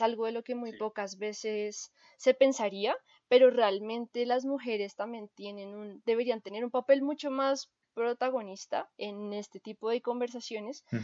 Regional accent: Colombia; nosotros como colombianos

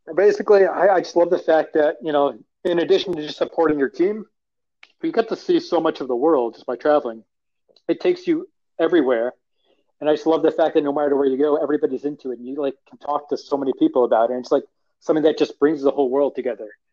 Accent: Long Island, New York, United States; I grew up in Long Island, New York

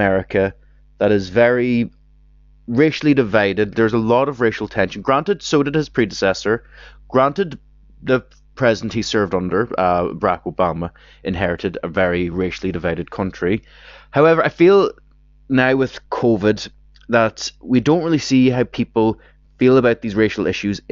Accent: Ireland; me as an Irish person

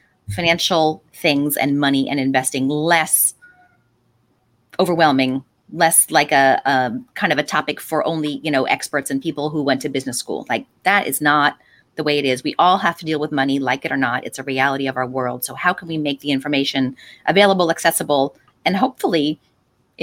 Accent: Delaware County, Pennsylvania, United States; I'm a Delco person

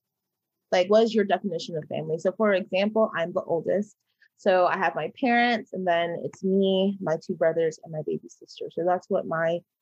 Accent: Georgia, United States; I'm from the Austin, Georgia

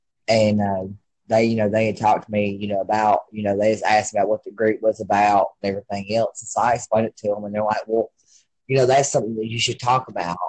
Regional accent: Alabama, United States; down here we have a Christian radio station, because I'm from Alabama.

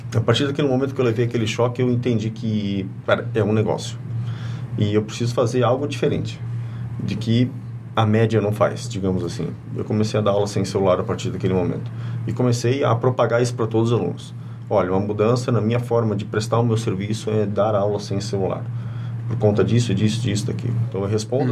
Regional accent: Curitiba, Paraná, Brazil; also born or lived in Presidente Getúlio; now in Blumenau, Brazil; eu sou natural de Curitiba e aproximadamente com 9, 10 anos eu morei um ano aqui em Presidente Getúlio

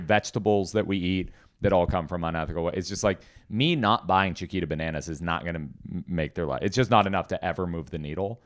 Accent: Portland, United States; I was born in Portland.

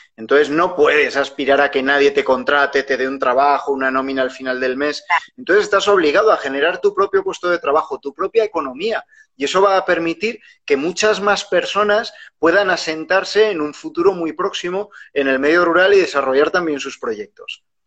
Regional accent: Huesca, Aragon, Spain; Yo soy de Huesca, que es una ciudad muy pequeña

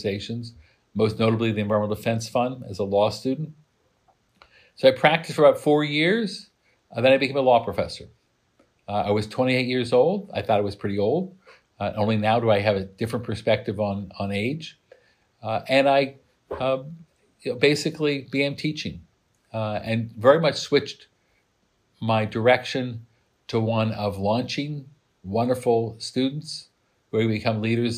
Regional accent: Midwest, United States; moved away; I grew up in the Midwest. I saw the beauty of farms, and I smelled manure from my house

